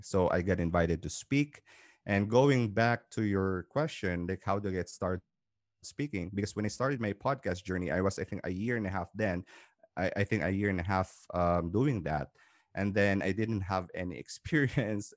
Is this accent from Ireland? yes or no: no; Philippines; moved away as an adult; now in Dubai, United Arab Emirates; I came from Philippines, originally from Philippines, Southeast Asia